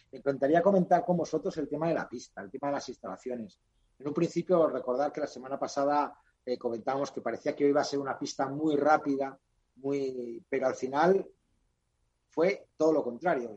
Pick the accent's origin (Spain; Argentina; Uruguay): Spain; Valladolid, Castile and León; como vallisoletano